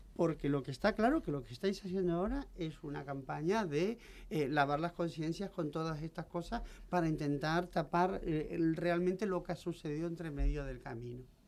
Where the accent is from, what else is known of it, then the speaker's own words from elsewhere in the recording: Canary Islands, Spain; now in Madrid, Spain; como soy canaria, tengo estas cosas guanches y tal